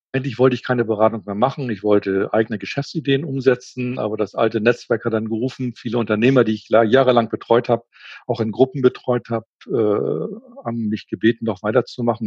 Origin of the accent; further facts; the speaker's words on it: Schleswig-Holstein, Germany; also born or lived in Hamburg; Ich komme aus Norddeutschland, genau gesagt aus Schleswig-Holstein, komme aus einer Handelsfamilie